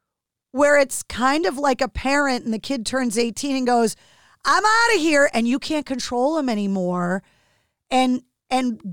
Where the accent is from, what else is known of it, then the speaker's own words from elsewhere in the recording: Boston, Massachusetts, United States; the Bostonian